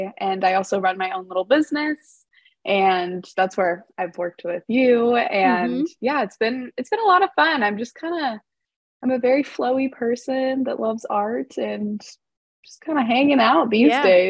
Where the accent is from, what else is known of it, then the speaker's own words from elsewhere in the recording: Seattle, Washington, United States; I'm 22 from Seattle, Washington.